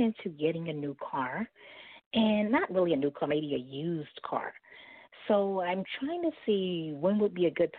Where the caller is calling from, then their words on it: New York, United States; I'm calling from Brooklyn, New York.